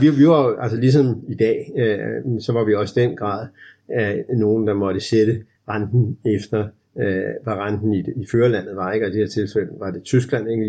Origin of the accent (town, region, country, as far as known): Denmark